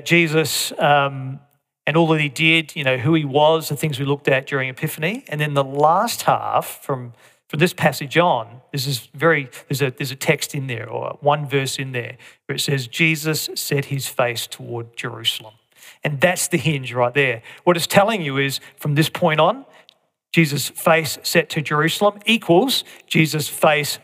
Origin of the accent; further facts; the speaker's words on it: Australia; as Aussies, we can, even as Aussie Christians